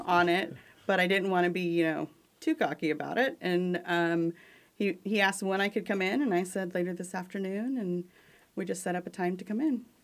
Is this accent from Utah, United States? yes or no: no; Junction City, Kansas, United States; we're from Junction City